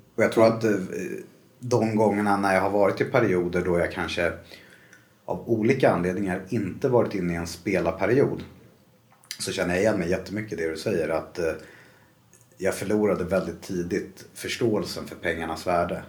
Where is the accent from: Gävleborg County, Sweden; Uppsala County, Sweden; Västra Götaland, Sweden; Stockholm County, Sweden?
Stockholm County, Sweden; Stockholm; Jag är uppvuxen eh, i Bromma.